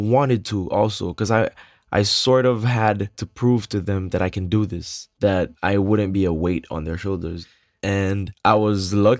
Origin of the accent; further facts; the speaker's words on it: Port-au-Prince, Ouest, Haiti; I was born in Port-au-Prince, Haiti in 1988, so I'm 28 years old.